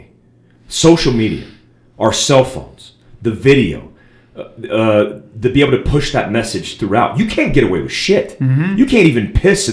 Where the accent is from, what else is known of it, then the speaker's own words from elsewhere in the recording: Daytona Beach, Florida, United States; I grew up in Bethune. I grew up across the street from Bethune-Cookman College, a black university.